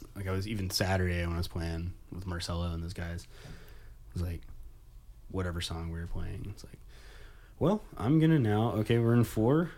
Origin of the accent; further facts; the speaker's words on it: Nashville, Tennessee, United States; moved away as an adult; I'm from Nashville